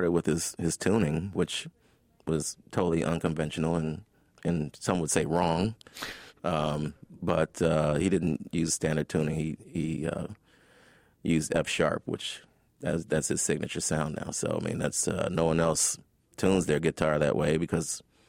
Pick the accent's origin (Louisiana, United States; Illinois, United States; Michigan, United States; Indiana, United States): Illinois, United States; Chicago; As a poor black kid growing up in Chicago, I mean, you're just very observant.